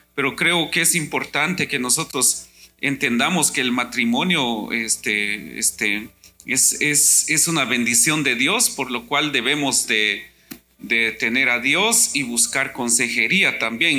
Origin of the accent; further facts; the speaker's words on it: Guatemala; moved away; yo soy de Guatemala